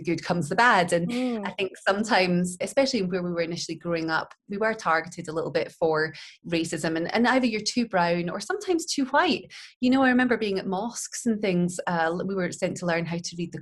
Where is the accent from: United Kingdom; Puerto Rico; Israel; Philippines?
United Kingdom; Glasgow, Scotland; I grew up in Glasgow in Scotland, and we grew up in a place called Kelvindale in a tenement flat